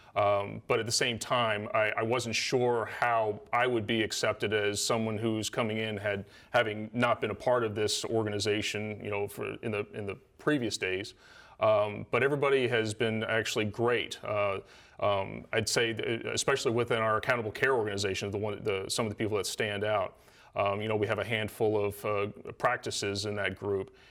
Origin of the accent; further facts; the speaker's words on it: Salisbury, Maryland, United States; moved away as an adult; I grew up here in Salisbury. Uh, lived here till I was, uh, about eighteen